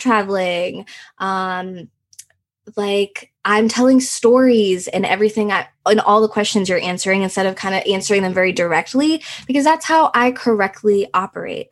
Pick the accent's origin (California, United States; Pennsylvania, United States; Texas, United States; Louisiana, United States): Texas, United States; Houston; English is a second language; also born or lived in Russia / Nepal / Thailand; I was about like six years old and we moved to Houston and we just stayed there